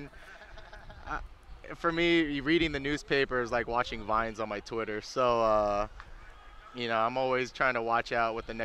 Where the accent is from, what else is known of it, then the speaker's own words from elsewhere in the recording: Federal Way, Washington, United States; moved away; also born or lived in Huntington Beach, California; I grew up in Federal Way, Washington. I was born there up until I moved down to Huntington Beach